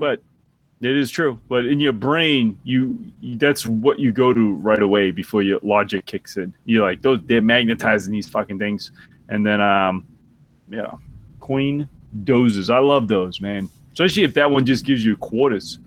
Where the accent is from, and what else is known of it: Boston, Massachusetts, United States; accent: Boston (slight)